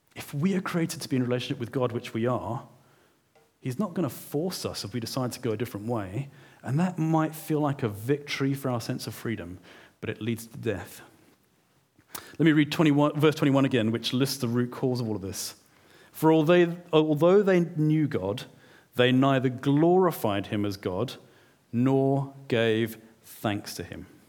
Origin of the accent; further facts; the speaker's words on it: South Africa; moved away; I'm a South African